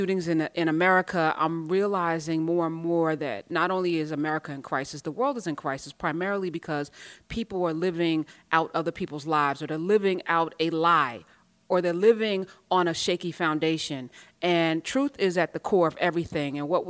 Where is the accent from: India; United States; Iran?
Iran; Persian, you know, is the non-threatening way to say I'm from Iran, right?